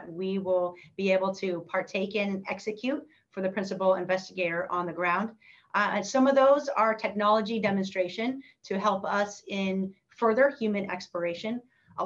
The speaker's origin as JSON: {"language": "English", "region": "Northern California", "country": "United States", "tie": "born or raised there", "said": "growing up in Northern California, I was interested in math and science."}